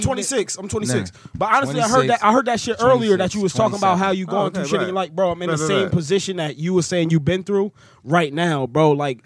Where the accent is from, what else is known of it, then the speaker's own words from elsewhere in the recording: East Orange, New Jersey, United States; I grew up in East Orange